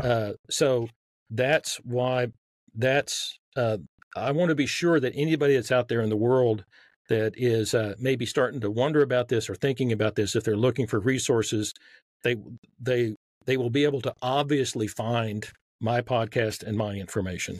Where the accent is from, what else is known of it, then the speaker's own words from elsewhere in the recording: Texas, United States; accent: Southern; I grew up in Texas